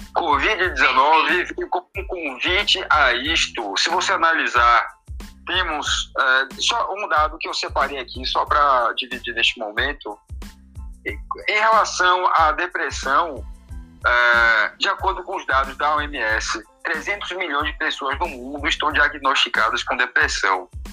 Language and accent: Portuguese; Portugal; moved away; eu que sou português, tenho família em Portugal